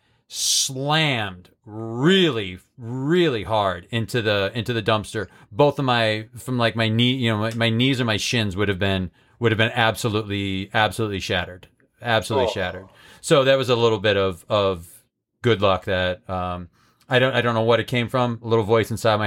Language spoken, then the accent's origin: English; Massachusetts, United States; moved away as an adult; now in Chicago, United States; we grew up in Massachusetts